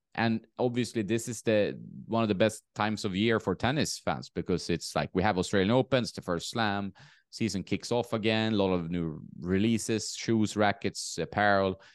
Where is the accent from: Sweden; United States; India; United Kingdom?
Sweden; moved away; also born or lived in Marbella; my hometown in sweden